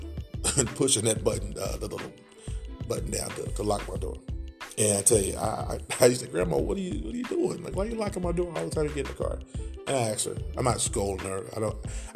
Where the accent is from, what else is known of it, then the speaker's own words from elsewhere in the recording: Oklahoma, United States; also born or lived in Greenville, Mississippi; That's where I was born, in Greenville, Mississippi. Raised in Oklahoma.